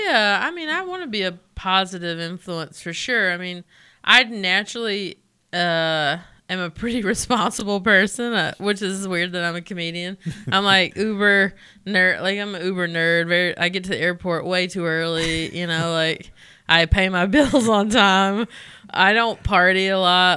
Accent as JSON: {"language": "English", "town": "Belmont", "region": "North Carolina", "country": "United States", "tie": "born or raised there", "said": "I'm from Belmont s, near here"}